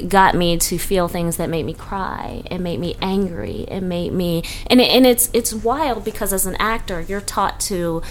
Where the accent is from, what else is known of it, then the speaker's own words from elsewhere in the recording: Baltimore, Maryland, United States; moved away as an adult; also born or lived in Atlanta; growing up in Baltimore.